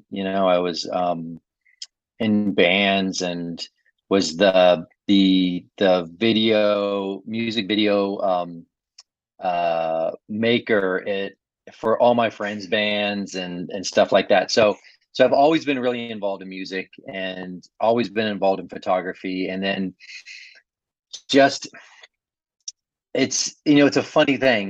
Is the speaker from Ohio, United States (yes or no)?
yes; Ohio, United States; I grew up in Ohio